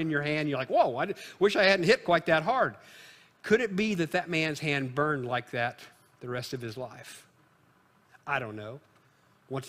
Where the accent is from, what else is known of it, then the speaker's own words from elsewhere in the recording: Illinois, United States; moved away; my home state of Illinois